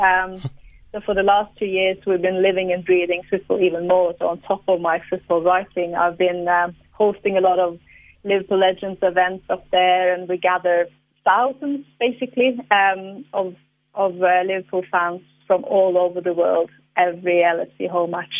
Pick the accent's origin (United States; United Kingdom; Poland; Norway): Norway; Tromsø, Northern Norway; I am from the Arctic, from the very, very top of Norway, the city of the Northern Lights